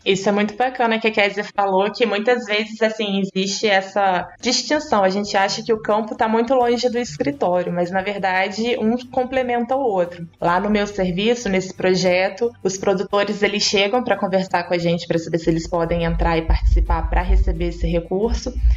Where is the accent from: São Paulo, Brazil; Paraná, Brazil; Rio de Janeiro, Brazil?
Rio de Janeiro, Brazil; Valença; Eu sou do Rio de Janeiro, mas do interior.